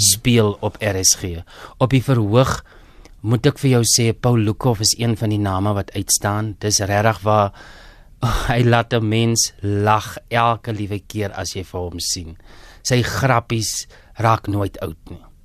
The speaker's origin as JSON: {"language": "Afrikaans", "town": "Groblershoop", "region": "Northern Cape", "country": "South Africa", "tie": "born or raised there", "also_born_or_lived": "Upington / Pretoria", "moved": "as an adult", "said": "ek is 'n Noord-Kaper, hoor. Ek is gebore in Appington. Ek het grootgeword in Grablershoop"}